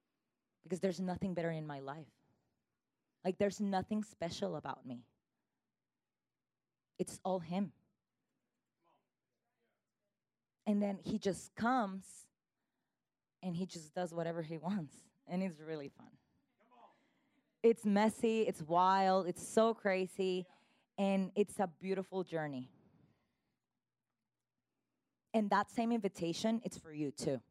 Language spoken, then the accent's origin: English; Dallas, Texas, United States; moved away as an adult; also born or lived in California / Mexico; now in Jojutla, Mexico; So I am from Dallas, Texas.